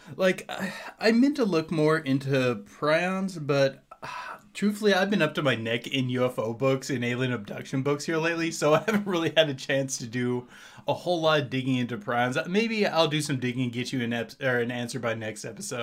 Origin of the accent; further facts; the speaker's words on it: Hayden, Indiana, United States; a little outside of my hometown of Hayden